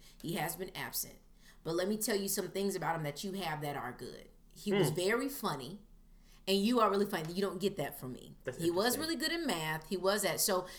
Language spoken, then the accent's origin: English; Fayetteville, North Carolina, United States; I am from Fayetteville, North Carolina. I've lived a little bit of everywhere.